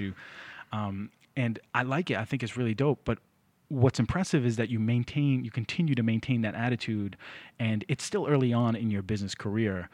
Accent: Lynn, Massachusetts, United States; I grew up in Lynn

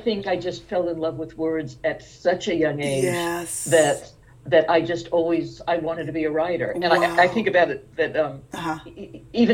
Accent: Macon, Georgia, United States; I was born in Macon, Georgia

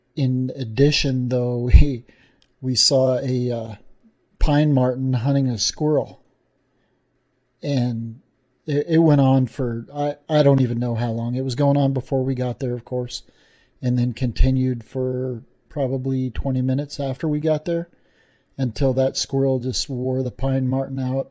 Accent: Wyoming, United States; in, in Wyoming, even got to be in my home state

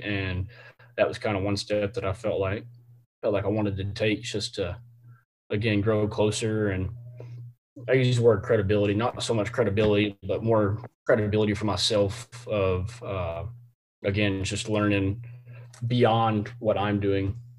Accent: Temple, Texas, United States; I'm from from the Temple area here in Temple, Texas, Central Texas, uh, in between Austin and Waco

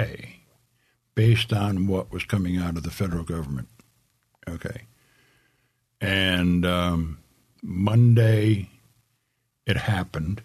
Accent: upstate New York, United States; now in San Diego, United States; they moved to New York, upstate New York, and presto change of I was born

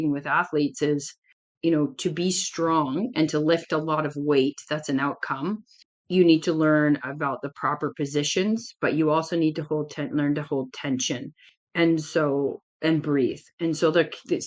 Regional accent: Canada; I'm Canadian

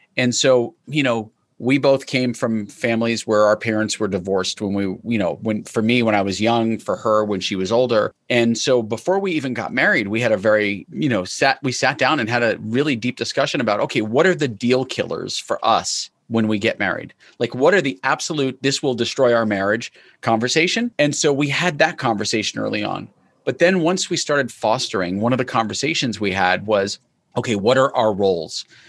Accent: New York, United States; I was born in New York

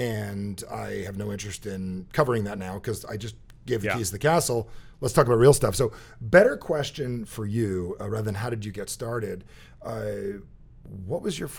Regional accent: New Jersey, United States; Plus, I'm from Jersey

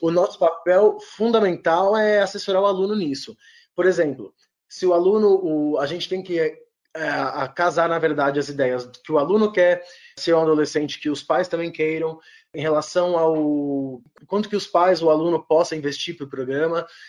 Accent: São Paulo, Brazil; Sou paulistano

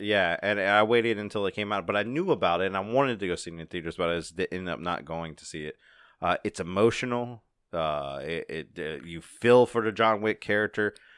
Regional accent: United States; I'm not English. I'm American

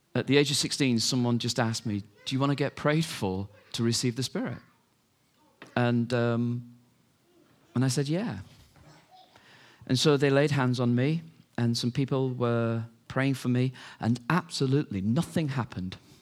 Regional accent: United Kingdom; we're British

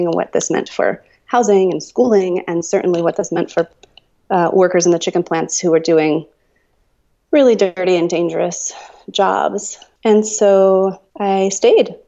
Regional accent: Cleveland, Ohio, United States; moved away as an adult; also born or lived in Florida / Texas / Mississippi; now in Chapel Hill, United States; I grew up in outside of Cleveland, Ohio.

